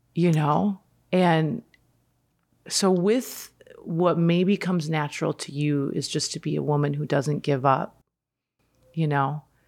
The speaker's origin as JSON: {"language": "English", "region": "Midwest", "country": "United States", "tie": "born or raised there", "moved": "yes", "said": "I grew up in the Midwest."}